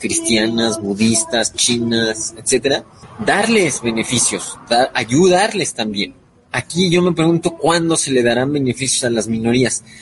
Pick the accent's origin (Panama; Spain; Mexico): Mexico; en el caso de México, que somos el país hispano más poblado